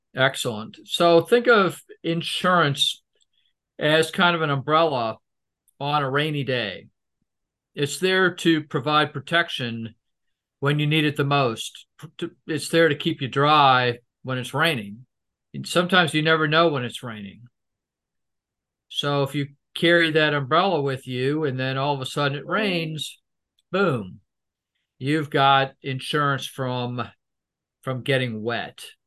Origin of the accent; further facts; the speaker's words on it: United States; I'm American